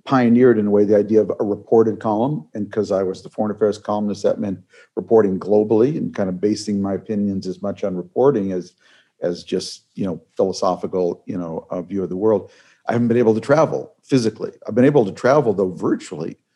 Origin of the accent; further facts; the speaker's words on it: Minneapolis, Minnesota, United States; moved away; My hometown of Minneapolis